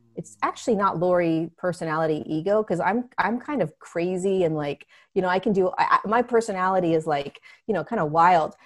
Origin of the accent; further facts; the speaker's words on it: Southern California, United States; also born or lived in Inglewood, California; I grew up in Southern California. I grew up in, um, I, I was born in Inglewood, California. Um, and then I grew up in the beach, beach towns